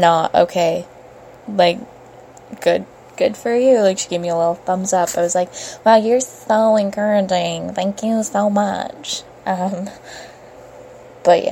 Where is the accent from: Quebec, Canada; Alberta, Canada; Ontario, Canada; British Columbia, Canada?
Ontario, Canada; Brampton; I'm from Brampton